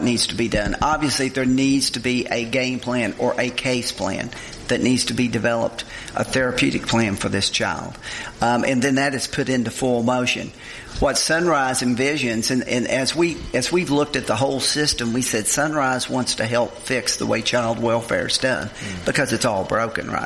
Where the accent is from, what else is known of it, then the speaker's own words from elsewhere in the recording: Olive Hill, Kentucky, United States; I grew up in Olive Hill, Kentucky, Eastern Kentucky.